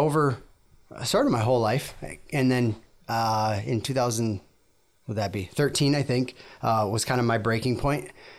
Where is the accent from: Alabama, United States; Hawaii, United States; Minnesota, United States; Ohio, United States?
Minnesota, United States; Minneapolis; born there; So I was born in Minneapolis area, and then moved all over.